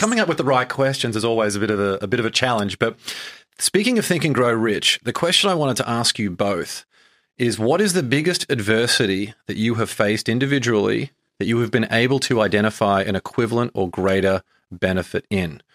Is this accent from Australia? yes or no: yes; Brisbane, Queensland, Australia; moved away as an adult; I grew up in Brisbane, Australia, and moved over here